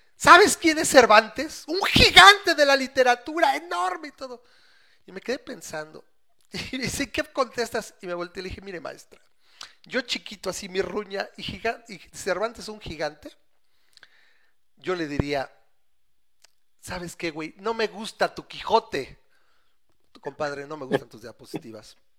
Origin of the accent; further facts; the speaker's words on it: Mexico; educado en México